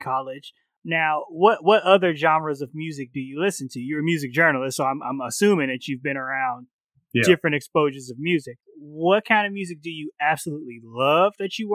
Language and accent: English; Chicago, Illinois, United States; I grew up in the South Side of Chicago, predominantly black neighborhood